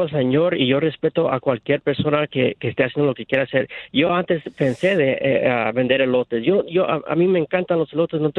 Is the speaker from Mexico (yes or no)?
yes; Mexico; Yo soy mexicano, 100%.